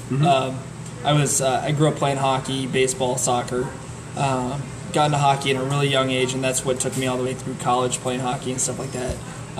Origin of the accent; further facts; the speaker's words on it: Palatine, Illinois, United States; I grew up on the other side of Palatine. I know some of the guys in this league went to Palatine High School. I grew up on the south side of Palatine, so I went to Fremd High School, Palatine rivals.